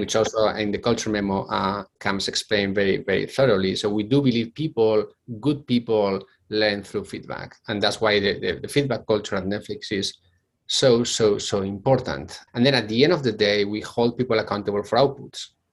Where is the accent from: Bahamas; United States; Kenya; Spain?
Spain; Bilbao, Basque Country; accent: Spanish; English is a second language; moved away as an adult; I come from Spain, which probably you can guess from my very thick uh, Spanish uh, accent. Uh, so I'm originally from Bilbao.